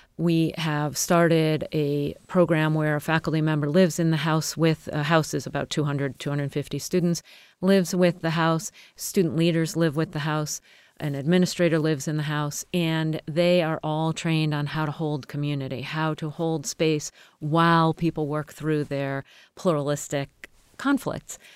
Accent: United States

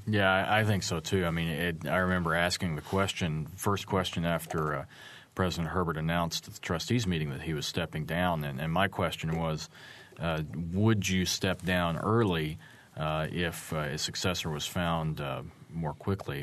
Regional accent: Arkansas, United States; moved away as an adult; also born or lived in Fayetteville, Arkansas; now in Bloomington, United States; my home state of Arkansas

